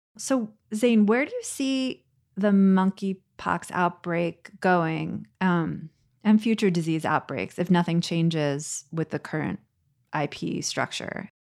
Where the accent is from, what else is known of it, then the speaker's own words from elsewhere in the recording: United States; as an American